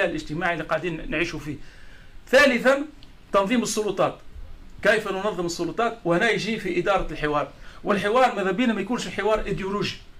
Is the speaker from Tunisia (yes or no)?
yes; Tunisia